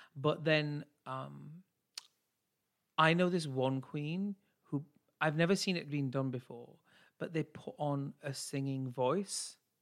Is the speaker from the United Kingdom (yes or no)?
yes; United Kingdom; I'm British Asian